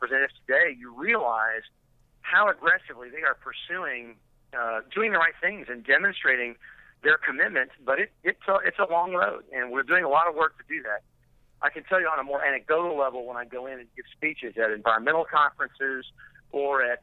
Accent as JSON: {"language": "English", "town": "Irving", "region": "Texas", "country": "United States", "tie": "born or raised there", "said": "I grew up in Irving, and there are several active faults running through Irving"}